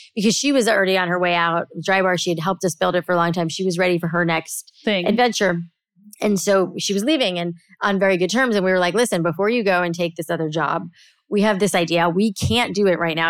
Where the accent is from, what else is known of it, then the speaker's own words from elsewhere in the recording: South Florida, United States; I grew up in South Florida